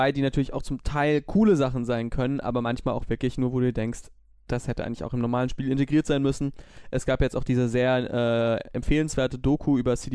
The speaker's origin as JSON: {"language": "German", "town": "Düsseldorf", "region": "North Rhine-Westphalia", "country": "Germany", "said": "Wir als Düsseldorfer sind ja ähm, da vielleicht nicht so häufig, sind wir ehrlich"}